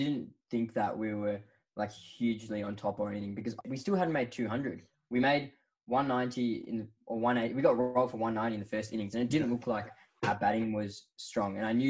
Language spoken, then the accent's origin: English; Australia; But yeah, I think as an Australian, it was not the way we wanted the series to end